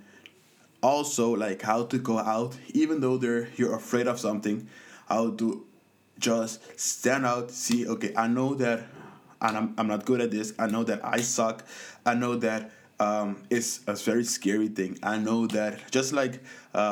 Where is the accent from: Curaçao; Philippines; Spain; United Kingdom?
Curaçao; I grew up in the Caribbean on a small island in Curaçao